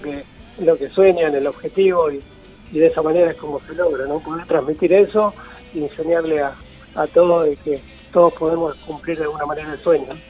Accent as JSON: {"language": "Spanish", "town": "San Pedro", "region": "Buenos Aires Province", "country": "Argentina", "also_born_or_lived": "San Isidro, Buenos Aires Province", "said": "soy de San Pedro, provincia de Buenos Aires, y a mis 10 años no había escuela para personas con discapacidad visual en esta, en esta ciudad"}